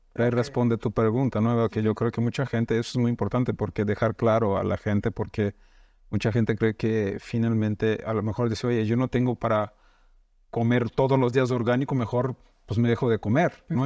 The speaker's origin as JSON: {"language": "Spanish", "country": "Brazil", "moved": "yes", "said": "en Brasil, nosotros somos de Brasil"}